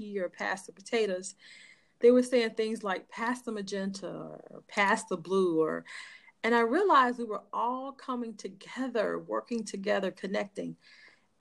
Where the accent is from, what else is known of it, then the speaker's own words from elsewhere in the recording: Chicago, Illinois, United States; I'm born and raised in Chicago, grew up on the west side of Chicago